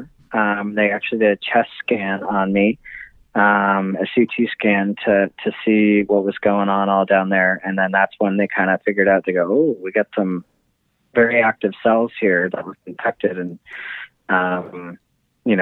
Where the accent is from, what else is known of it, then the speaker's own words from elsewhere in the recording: Canada; now in New York, United States; I'm Canadian